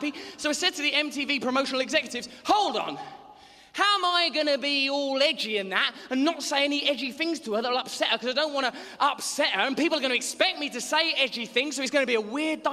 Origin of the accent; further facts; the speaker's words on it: England, United Kingdom; I am an English gentleman